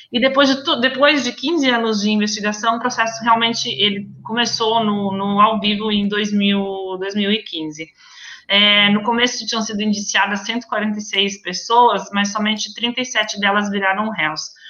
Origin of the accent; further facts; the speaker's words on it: Brazil; moved away as an adult; now in Venice, Italy; Eu sou brasileira, mas eu também sou italiana